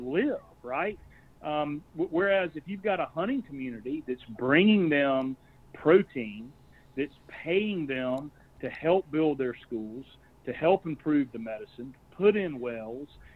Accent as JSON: {"language": "English", "town": "Columbia", "region": "South Carolina", "country": "United States", "tie": "born or raised there", "also_born_or_lived": "Camden, South Carolina", "said": "we moved back to Columbia, and we bought a house on the street that I grew up on"}